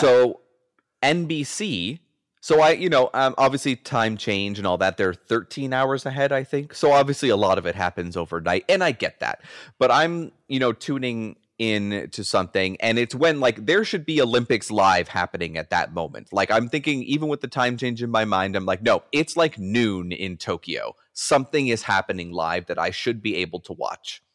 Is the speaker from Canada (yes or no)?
yes; Canada; I'm a Canadian